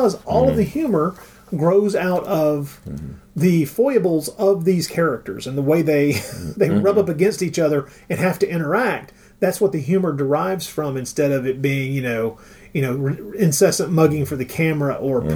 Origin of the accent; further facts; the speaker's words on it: Tennessee, United States; I grew up in the American South slash Tennessee.